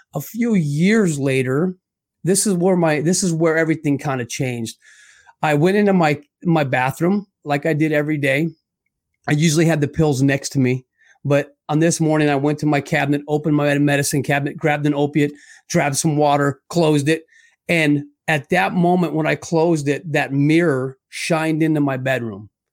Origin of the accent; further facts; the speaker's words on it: Scottsdale, Arizona, United States; born and raised in Scottsdale, Arizona.